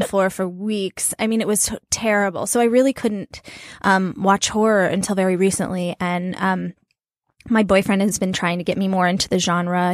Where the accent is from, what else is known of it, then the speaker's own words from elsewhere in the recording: New Mexico, United States; I'm from New Mexico